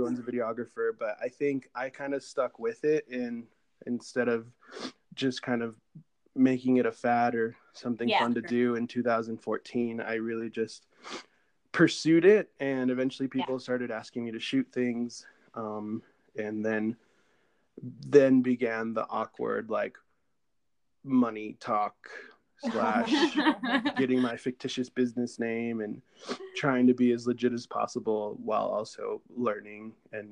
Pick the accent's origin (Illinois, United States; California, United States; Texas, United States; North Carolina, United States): California, United States; San Diego; I am from San Diego, California.